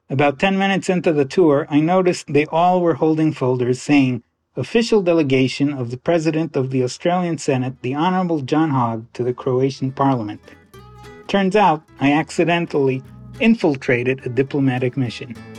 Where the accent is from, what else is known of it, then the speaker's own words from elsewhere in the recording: Pennsylvania, United States; I'm 54 years old and I'm from Pennsylvania